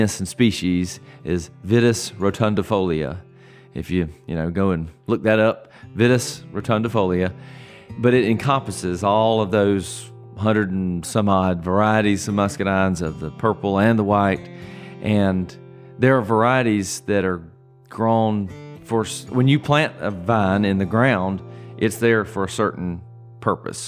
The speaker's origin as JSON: {"language": "English", "area": "Irwin County", "region": "Georgia", "country": "United States", "tie": "born or raised there", "also_born_or_lived": "Atlanta", "said": "I grew up right here on the farm"}